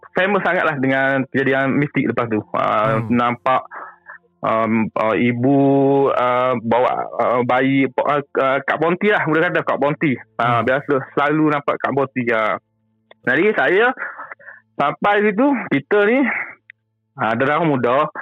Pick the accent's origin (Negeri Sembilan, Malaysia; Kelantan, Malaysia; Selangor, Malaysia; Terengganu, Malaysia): Kelantan, Malaysia; Kota Bharu; saya ni orang KB Kelantan